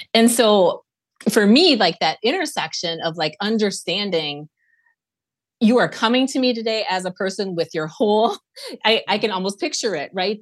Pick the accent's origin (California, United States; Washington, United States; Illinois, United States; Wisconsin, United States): Wisconsin, United States; we're from Wisconsin, Lisa and I are from Wisconsin